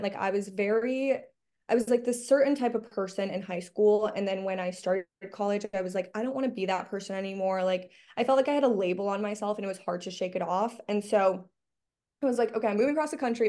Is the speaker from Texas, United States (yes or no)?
no; Miami, Florida, United States; moved away as an adult; now in Los Angeles, United States; I'm from Miami, Florida